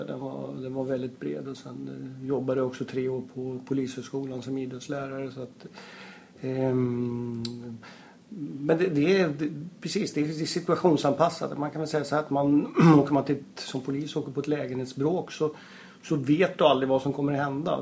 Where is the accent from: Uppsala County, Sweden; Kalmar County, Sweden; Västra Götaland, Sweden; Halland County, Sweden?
Uppsala County, Sweden; Uppsala; moved away; jag är, är ursprungligen från Uppsala. Så att det är eh, där jag växte upp